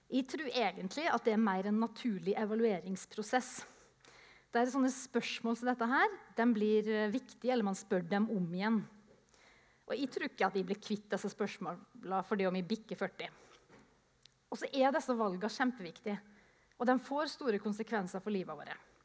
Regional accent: Japan; jeg vokste opp i Japan, så jeg ser for meg en misjonærkonferanse

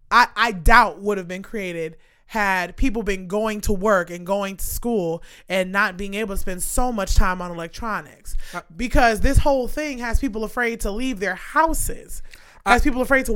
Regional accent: New York, United States; I'm from New York

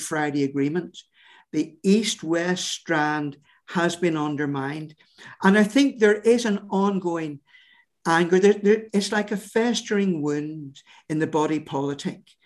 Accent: Northern Ireland, United Kingdom; our sense of who we are as British, uh, Protestant, uh, Northern Irish people

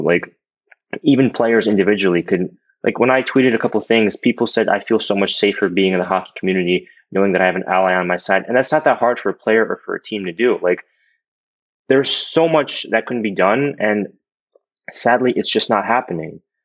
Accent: United States; I literally went to school in America. I grew up here my whole life

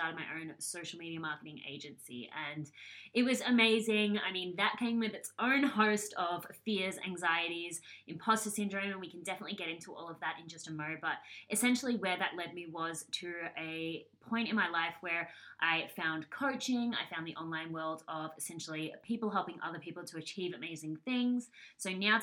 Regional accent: Australia; I'm from Australia

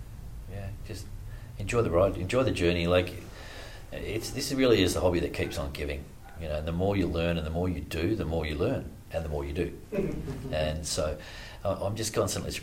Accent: Australia; as Australian males

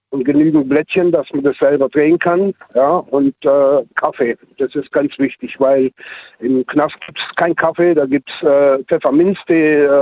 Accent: Heidelberg, Baden-Württemberg, Germany; aus dem Raum Heidelberg.

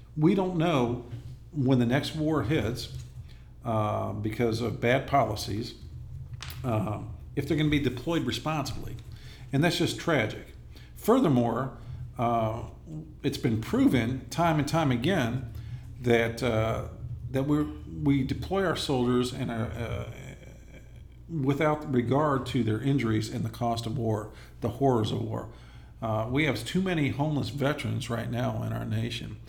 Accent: Inglewood, California, United States; moved away as an adult; I'm originally from Inglewood, California. Okay. I, le- I left there in uh, 1987 to join the Army at the age of 19

